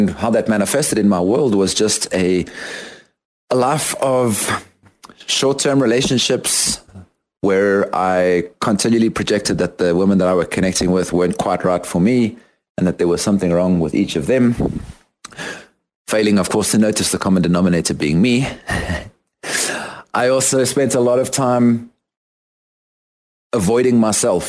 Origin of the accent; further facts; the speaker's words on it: South Africa; moved away as an adult; also born or lived in London, United Kingdom / United States; now in Guatemala; I am a South African currently living in Guatemala. And having completed my high school in South Africa